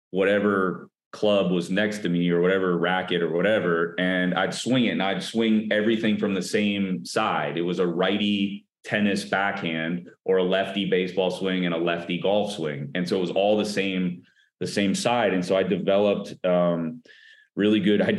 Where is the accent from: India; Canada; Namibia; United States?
United States; Minnesota; born there; I was born in Minnesota and my mom, we had a basement.